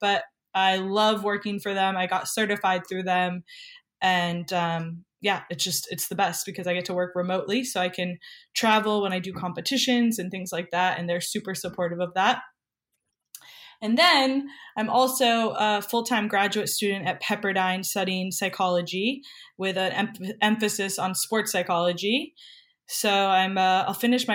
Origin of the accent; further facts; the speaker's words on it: New Hampshire, United States; moved away as an adult; now in Santa Monica, United States; I'm actually from New Hampshire